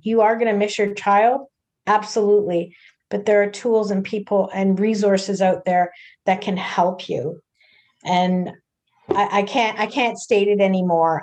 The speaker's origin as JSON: {"language": "English", "town": "Toronto", "region": "Ontario", "country": "Canada", "said": "I'm from the Toronto area"}